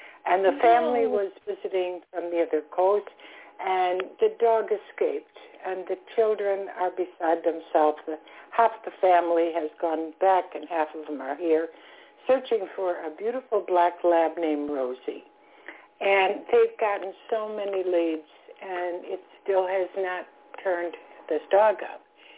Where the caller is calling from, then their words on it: Florida, United States; calling from Florida.